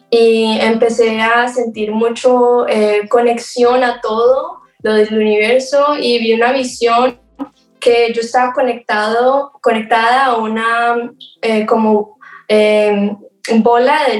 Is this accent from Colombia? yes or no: yes; Colombia; also born or lived in Florida, United States; now in Asheville, United States; tiempo en Florida, entre Colombia y Florida, había